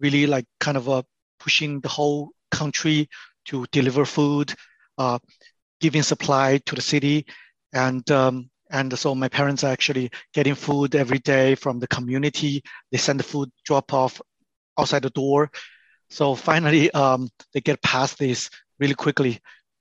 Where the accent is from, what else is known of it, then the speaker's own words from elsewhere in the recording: Wuhan, Hubei, China; moved away; I was born in China, particular Wuhan